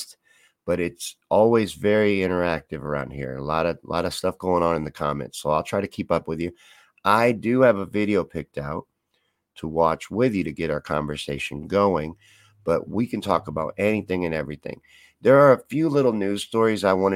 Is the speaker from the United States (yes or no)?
yes; Kentucky, United States; I'm from Kentucky. I grew up there.